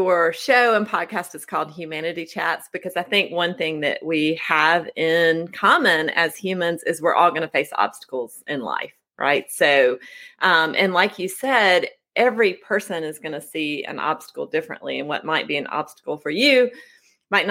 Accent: Oconee County, South Carolina, United States; I grew up in Oconee County, which is in the western corner of South Carolina, nestled in the foothills of the Appalachian Mountains

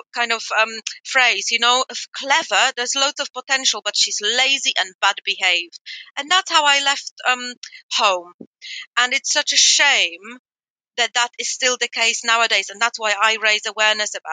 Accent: Poland; moved away; I grew up in Poland in the 80s.

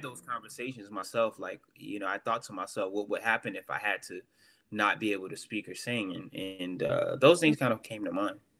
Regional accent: the South, United States; I'm from the South

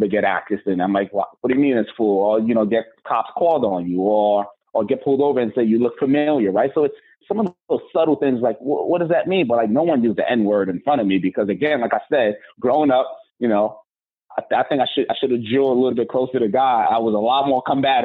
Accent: New York City, New York, United States; also born or lived in Nigeria; growing up in the Bronx, you had to have tough skin

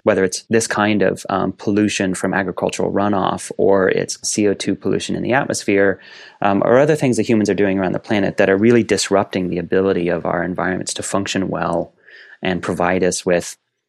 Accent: East Central Indiana, United States; I grew up in East Central Indiana, basically on the back 40 acres of a small family farm

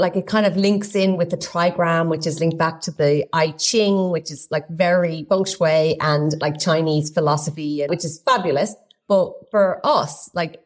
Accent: Ireland; I'm Irish

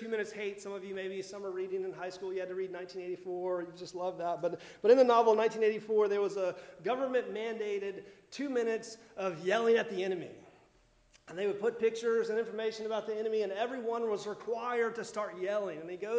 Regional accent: Miami, Florida, United States; people who don't understand what it's like to live in Florida. I'm from Miami. It's never been this cold before, right?

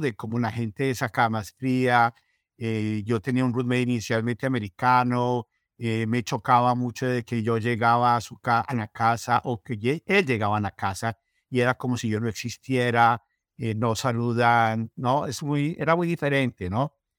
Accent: Colombia; moved away as an adult; now in Minnesota, United States; yo soy colombiano

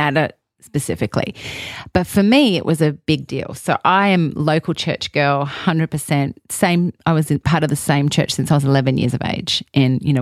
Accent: Australia; moved away as an adult; I'm Australian, I'm a foreigner

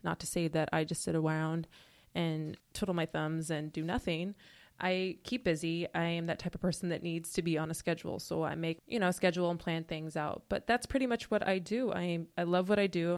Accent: Portland, Oregon, United States; moved away as an adult; now in Los Angeles, United States; I'm originally from Portland, Oregon

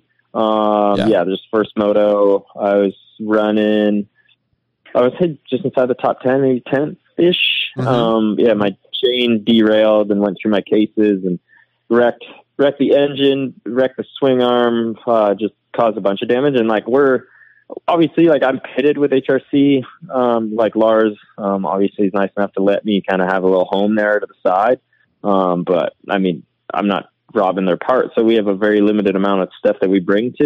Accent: East Coast, Canada; I'm from the East Coast

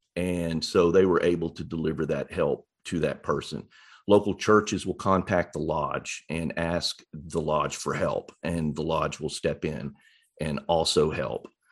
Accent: East Arkansas, United States; also born or lived in Little Rock, Arkansas; I grew up in East Arkansas near Memphis, Tennessee, on the, on the Arkansas side of the Mississippi River

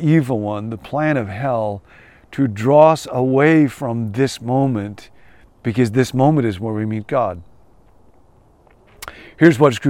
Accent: Rockford, Illinois, United States; moved away; I grew up in Rockford, and I will always love Rockford

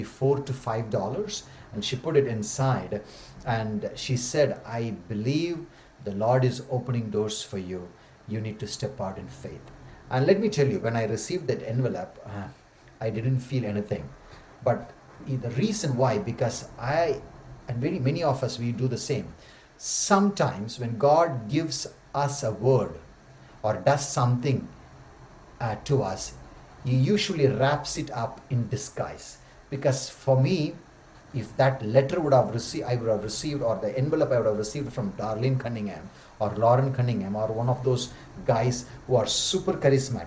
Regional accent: Tamil Nadu, India; first language Tamil; English is a second language; moved away as an adult; also born or lived in Pune; I never traveled outside Tamil Nadu. So when I went to do my DTS, Discipleship Training School, I felt I was a foreigner in my own country, because the frontier that I crossed until the age of 24 was Katpadi to Chittur

